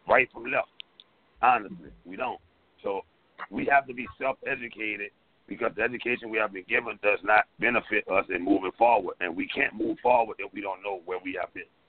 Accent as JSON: {"language": "English", "region": "Louisiana", "country": "United States", "said": "coming from Louisiana, we get education last."}